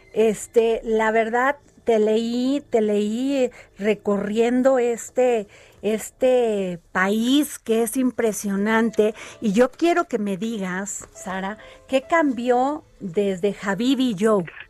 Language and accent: Spanish; Veracruz, Mexico; yo que soy veracruzana